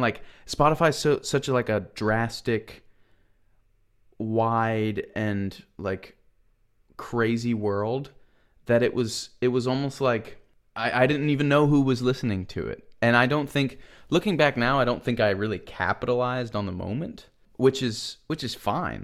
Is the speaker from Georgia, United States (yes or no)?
yes; Buford, Georgia, United States; now in Nashville, United States; I grew up in Buford, Georgia